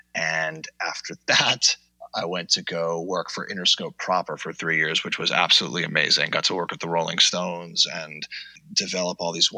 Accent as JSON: {"language": "English", "town": "Coral Springs", "region": "Florida", "country": "United States", "tie": "born or raised there", "also_born_or_lived": "North Hollywood, California / Queens, New York", "said": "So I was born in North Hollywood, California, and quickly moved to Queens, New York when I was five, before I turned five. Kind of lived bi-coastally as a child, but only because of divorce, not because of money. Then grew up in South Florida in Coral Springs"}